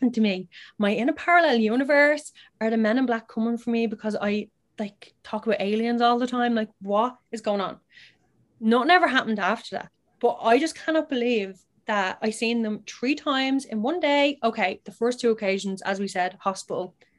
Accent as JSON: {"language": "English", "country": "Ireland", "accent": "Irish", "said": "my Irish accent."}